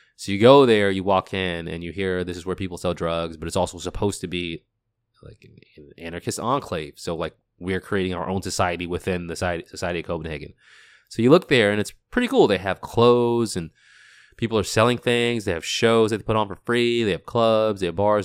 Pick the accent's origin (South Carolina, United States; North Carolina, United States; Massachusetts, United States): Massachusetts, United States; Boston; I'm from the U S, I grew up in Boston.